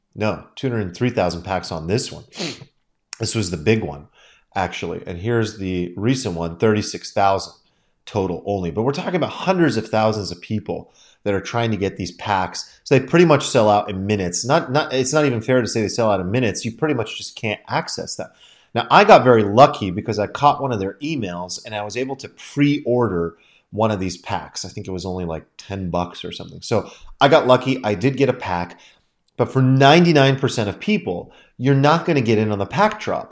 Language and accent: English; United States; as an American